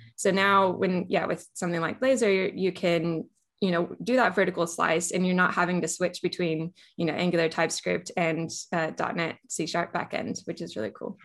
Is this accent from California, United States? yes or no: yes; California, United States; moved away as an adult; also born or lived in Australia; now in Melbourne, Australia; I am originally from California, so I was born and raised in California, went to university there